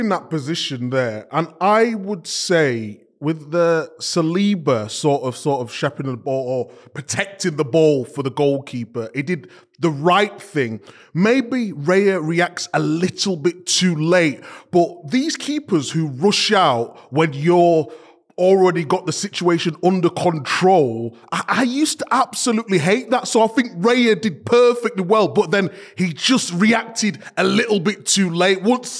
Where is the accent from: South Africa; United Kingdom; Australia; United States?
United Kingdom; Leeds, Yorkshire and the Humber; born there; And I was born in Leeds, so they had the Leeds.